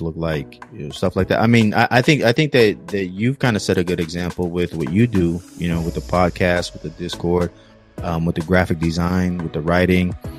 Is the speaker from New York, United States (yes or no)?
no; California, United States; I'm from Cali